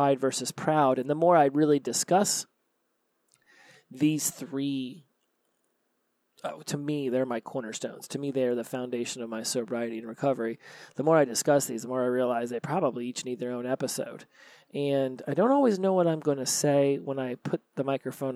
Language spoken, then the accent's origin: English; United States; I'm from the United States